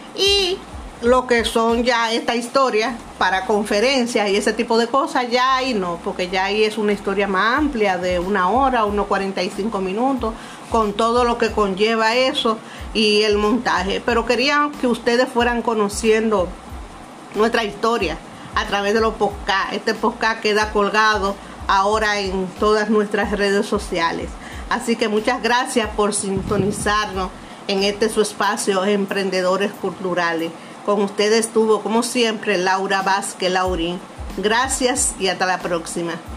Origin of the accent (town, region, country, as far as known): Monte Cristi, Dominican Republic